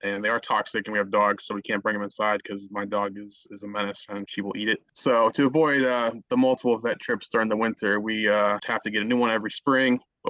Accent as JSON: {"language": "English", "town": "Chicago", "region": "Illinois", "country": "United States", "said": "We are originally from Chicago"}